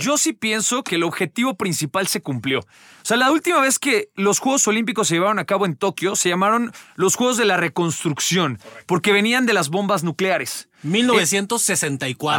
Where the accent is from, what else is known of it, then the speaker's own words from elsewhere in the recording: Mexico; como mexicanos